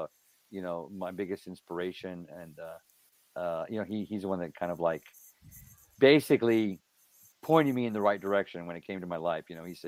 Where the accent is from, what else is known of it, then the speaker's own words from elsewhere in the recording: Helotes, Texas, United States; also born or lived in San Antonio; I was born in San Antonio, and then I grew up in Helotes, Texas.